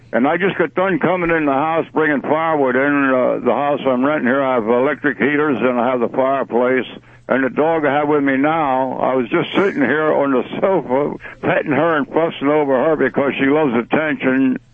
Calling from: Lenhartsville, Pennsylvania, United States

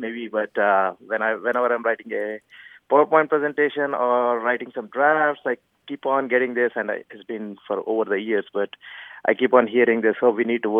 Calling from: Frisco, Texas, United States; I'm calling from Frisco, Texas.

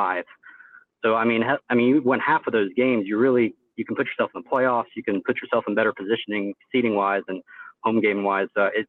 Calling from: Houston, Texas, United States; Calling from Houston.

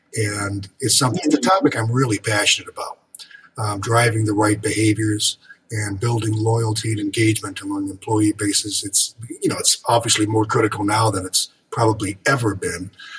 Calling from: Michigan, United States; I'm about 50 miles northwest of Detroit in Michigan. Snowy winter wonderland in Michigan right now.

